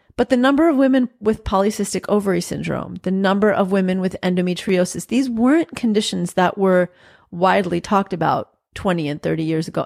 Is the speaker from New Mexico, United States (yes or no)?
no; New York, United States; growing up in New York, I still say you guys